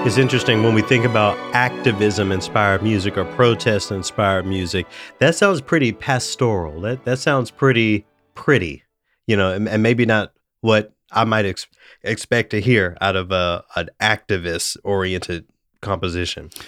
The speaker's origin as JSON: {"language": "English", "town": "Memphis", "region": "Tennessee", "country": "United States", "moved": "yes", "lives_now": "Minnesota, United States", "said": "I'm from Memphis"}